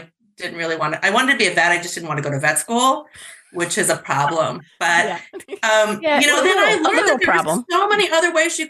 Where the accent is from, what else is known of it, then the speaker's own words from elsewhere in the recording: New York, United States; I'm from New York State